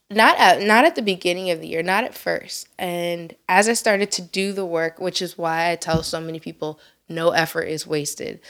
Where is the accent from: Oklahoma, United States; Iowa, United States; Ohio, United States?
Ohio, United States; Elyria; I was born and raised in Elyria, Ohio